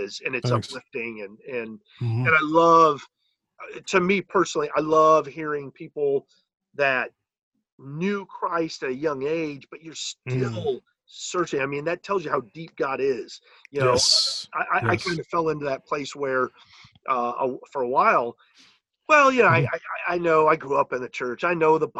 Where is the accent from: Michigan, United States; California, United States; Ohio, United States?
California, United States; San Diego; Southern California, I grew up in San Diego.